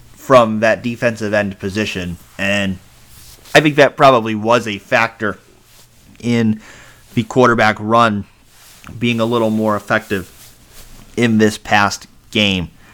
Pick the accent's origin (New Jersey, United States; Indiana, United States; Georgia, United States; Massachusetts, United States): Massachusetts, United States; moved away; I grew up in Massachusetts